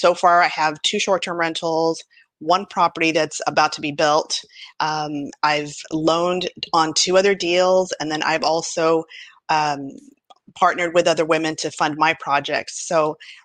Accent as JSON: {"language": "English", "town": "El Paso", "region": "Texas", "country": "United States", "tie": "born or raised there", "moved": "yes", "lives_now": "New York City, United States", "said": "I am from my hometown, El Paso, Texas"}